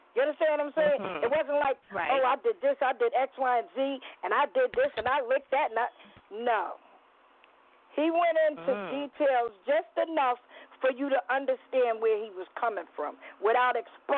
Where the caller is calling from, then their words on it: New York City, New York, United States; I'm calling from the Bronx.